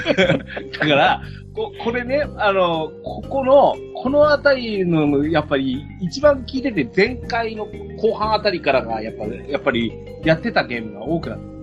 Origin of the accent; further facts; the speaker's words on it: Yamagata, Japan; うちの地元の山形大学の